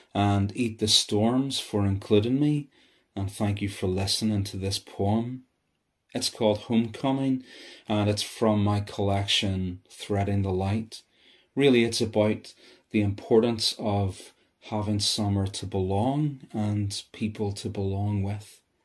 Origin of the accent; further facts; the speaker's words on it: Bangor, Northern Ireland, United Kingdom; I'm from Bangor, County Down